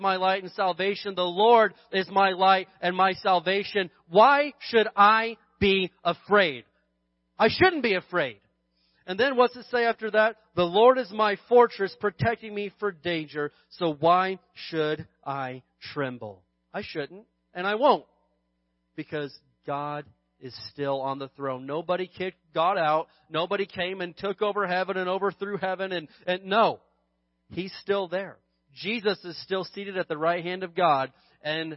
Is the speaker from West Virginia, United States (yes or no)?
no; Indiana, United States; now in Barstow, United States; growing up in Indiana, we had some real winters